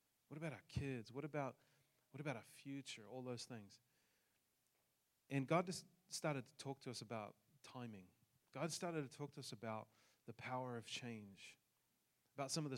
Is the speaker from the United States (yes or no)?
no; New Zealand; moved away; I come from New Zealand, hence the accent